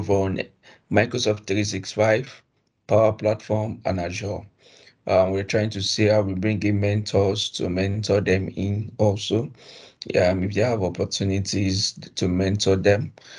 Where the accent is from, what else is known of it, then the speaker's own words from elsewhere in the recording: Edo, Nigeria; also born or lived in Ijanikin, Lagos; Edo State